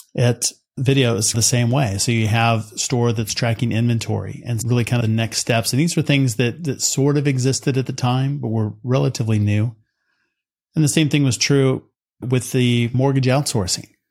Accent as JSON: {"language": "English", "region": "West Texas", "country": "United States", "tie": "born or raised there", "said": "growing up in West Texas"}